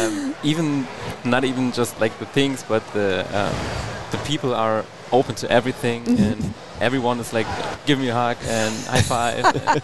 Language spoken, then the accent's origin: English; near Hanover, Lower Saxony, Germany; English is a second language; I'm from the northern part, so like close to Hanover.